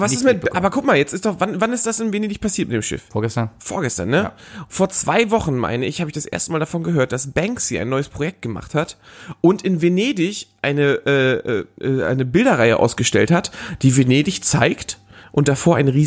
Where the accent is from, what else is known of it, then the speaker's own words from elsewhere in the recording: Northern Germany, Germany; Ja, ich komme ja auch eher aus dem Norden, da ist, da, da hat er nicht so einen guten Ruf.